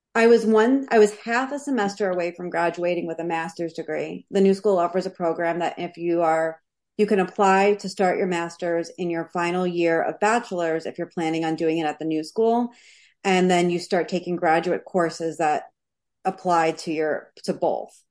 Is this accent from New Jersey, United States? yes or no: no; New York City, New York, United States; I'm from Queens, New York. So I was born in Whitestone, Queens